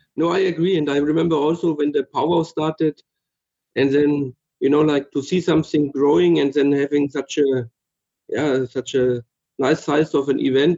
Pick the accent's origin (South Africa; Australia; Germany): Germany; Middle Franconia, Bavaria; Originally, I'm from uh, Middle Franconia. So in Franconia, it's northern Bavaria